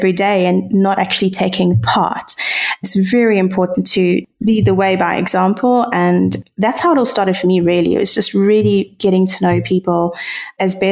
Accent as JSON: {"language": "English", "country": "South Africa"}